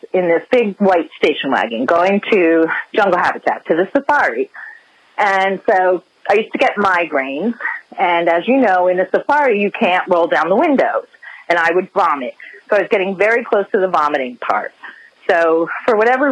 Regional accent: New Jersey, United States; I'm from North Jersey

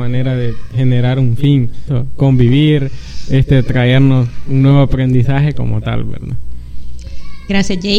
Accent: El Salvador; platicar entre, entre cheros, entre guanacos, que somos buenos salvadoreños, ¿verdad?

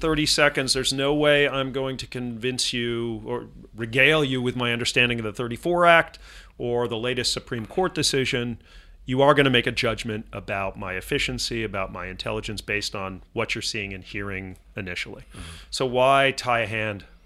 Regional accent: Laguna Beach, California, United States; I grew up in Laguna Beach, California

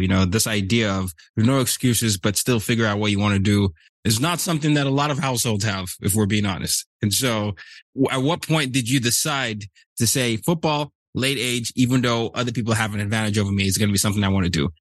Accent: Nigeria; I'm from Nigeria

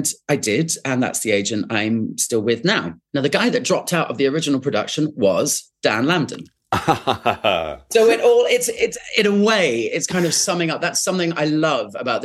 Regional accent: Winchester, South East England, United Kingdom; moved away; also born or lived in London; I grew up in Winchester

